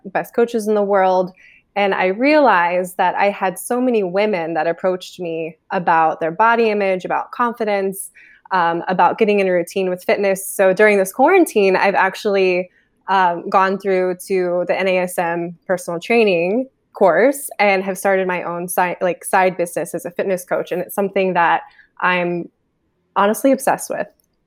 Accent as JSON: {"language": "English", "region": "Ohio", "country": "United States", "tie": "born or raised there", "moved": "yes", "lives_now": "Los Angeles, United States", "said": "I'm originally from Ohio, but from a very, very small town"}